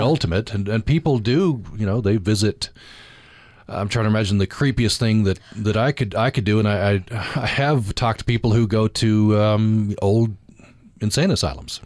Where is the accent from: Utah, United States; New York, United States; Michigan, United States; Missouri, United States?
Utah, United States; Vernal; I grew up in the Yawna Basin